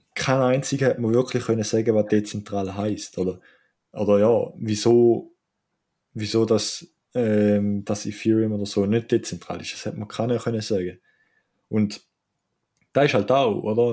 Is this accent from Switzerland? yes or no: yes; Switzerland; als Schweizer